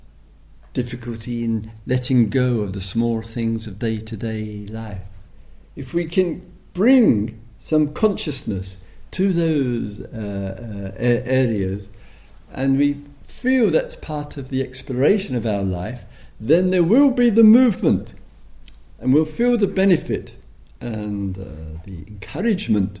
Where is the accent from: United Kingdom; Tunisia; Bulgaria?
United Kingdom; England; Being English